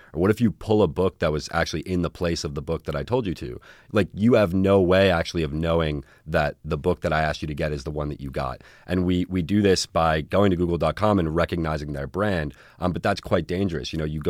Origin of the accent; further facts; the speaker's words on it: Newton, Massachusetts, United States; born there; also born or lived in New York / Bahamas; now in Southern California, United States; No. I was born in Newton, actually, which is just west of Boston, about 15 minutes.